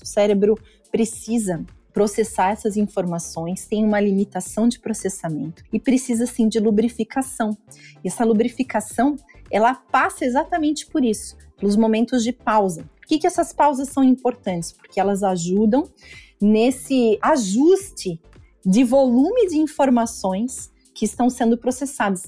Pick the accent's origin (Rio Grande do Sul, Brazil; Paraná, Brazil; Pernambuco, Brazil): Paraná, Brazil; Curitiba; now in Joinville, Brazil; eu sou natural de Curitiba, mas uma joinvilense de coração, apaixonada por essa cidade